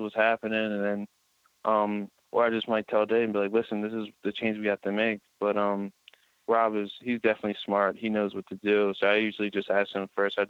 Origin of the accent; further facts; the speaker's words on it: Pennsylvania, United States; I'm from Pennsylvania, so I'm kind of used to it